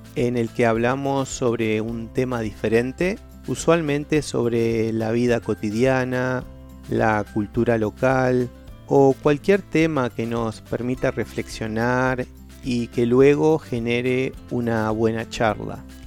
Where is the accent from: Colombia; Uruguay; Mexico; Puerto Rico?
Uruguay; soy de Uruguay un pequeño país en Sudamérica entre dos gigantes, Argentina y Brasil.